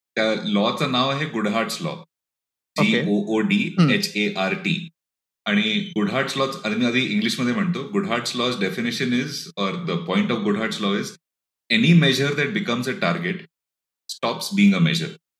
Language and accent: Marathi; Pune, Maharashtra, India